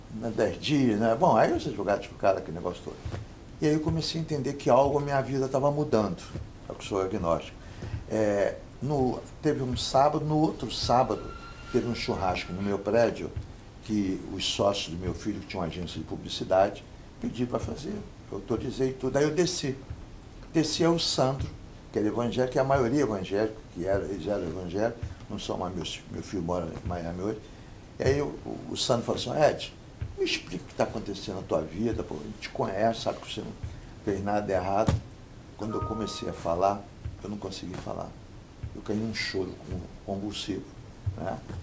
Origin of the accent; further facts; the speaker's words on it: Brazil; eu sou brasileiro